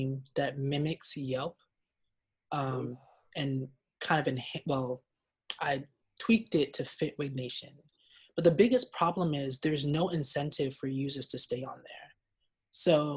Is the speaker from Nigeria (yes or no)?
yes; Nigeria; I'm Nigerian